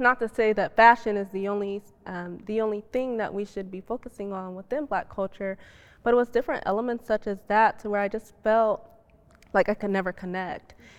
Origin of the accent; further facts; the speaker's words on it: Chicago, Illinois, United States; being Muslim and being black and growing up in Chicago